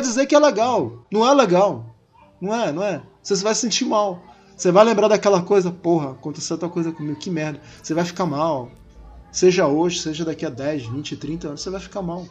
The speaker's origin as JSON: {"language": "Portuguese", "town": "Manaus", "region": "Amazonas", "country": "Brazil", "said": "Em Manaus, que é de onde eu sou"}